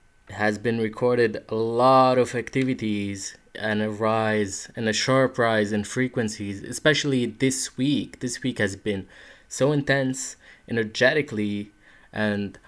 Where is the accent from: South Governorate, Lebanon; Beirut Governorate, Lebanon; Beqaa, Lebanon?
South Governorate, Lebanon; Sidon; English is a second language; moved away as an adult; in Sidon. It's a nice city, and that's where I spent most of my childhood and where I grew up.